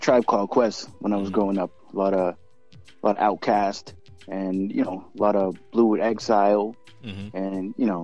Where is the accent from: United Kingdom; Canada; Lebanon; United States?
United States; Boston, Massachusetts; I'm from Boston